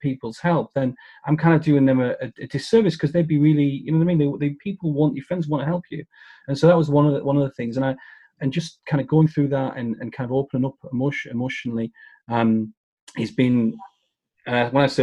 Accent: United Kingdom; as a Brit, you know, stiff upper lip is everything

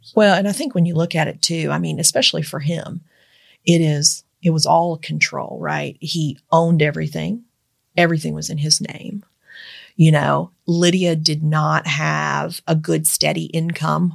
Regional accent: Eastern Kentucky, United States; moved away; also born or lived in Georgetown, Kentucky; I grew up in Eastern Kentucky

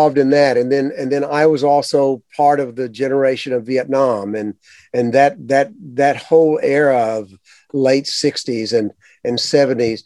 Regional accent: the South, United States; I grew up in the South

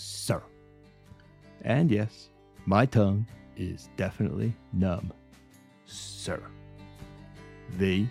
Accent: Florida, United States; when I was growing up in Florida

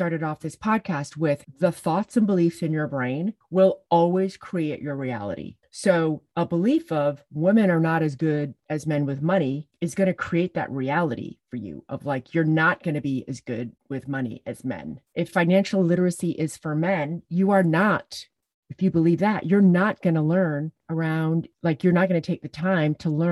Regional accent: Jamaica; also born or lived in England; my parents got divorced when I was 5, and we moved to Jamaica from England, and I grew up living with my dad

